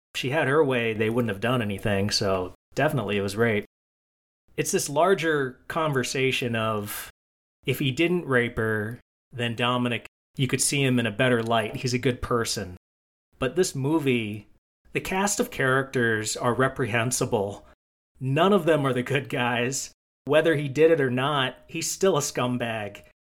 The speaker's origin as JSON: {"language": "English", "country": "United States", "said": "I am an American"}